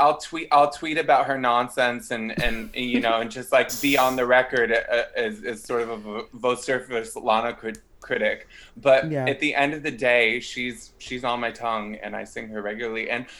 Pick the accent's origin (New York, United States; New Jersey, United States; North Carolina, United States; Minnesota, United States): New York, United States; New York City; moved away as an adult; now in Los Angeles, United States; I'm from New York City. I've been living in LA for the last 3 years. I'm reporting to you from London